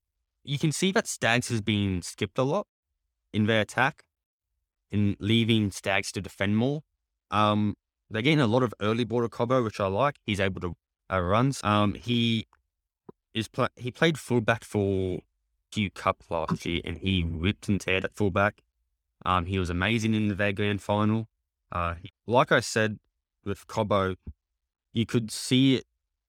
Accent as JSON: {"language": "English", "region": "Queensland", "country": "Australia", "said": "I'm a Queenslander thick and through, mate."}